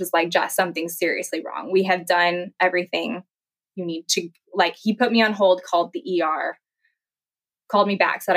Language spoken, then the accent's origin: English; Kansas, United States; moved away as an adult; also born or lived in Jacksonville, Florida; I'm originally from Kansas